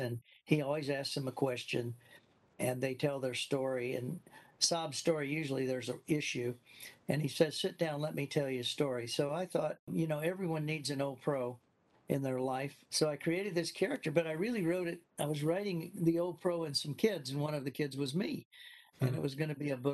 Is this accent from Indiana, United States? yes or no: yes; Indiana, United States; moved away as an adult; also born or lived in Florida; I grew up in Indiana in the cornfields